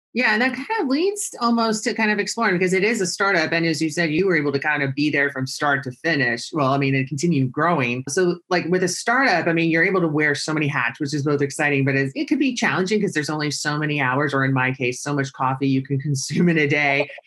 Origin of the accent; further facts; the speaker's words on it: San Luis Obispo, California, United States; I grew up in California, San Luis Obispo